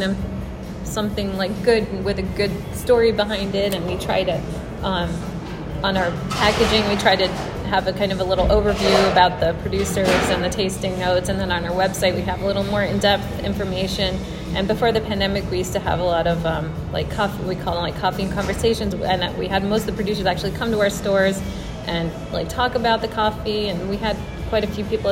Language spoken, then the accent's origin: English; New Jersey, United States; I grew up in New Jersey